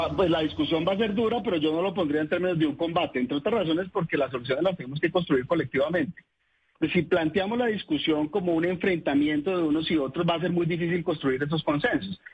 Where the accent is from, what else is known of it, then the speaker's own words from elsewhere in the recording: Buga, Valle del Cauca, Colombia; moved away as an adult; also born or lived in Cali; now in Bogotá, Colombia; yo soy caleño, me crié en Buga y soy bogotano por adopción